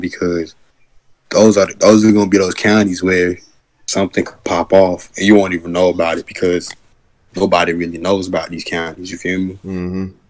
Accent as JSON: {"language": "English", "country": "United States", "also_born_or_lived": "Georgia"}